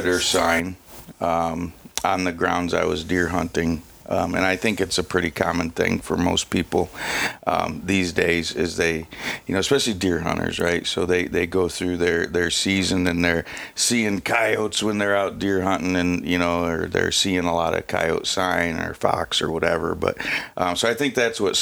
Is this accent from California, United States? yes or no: no; Michigan, United States; I grew up in Michigan, right? So here in Escanaba, you know, in the home state of Michigan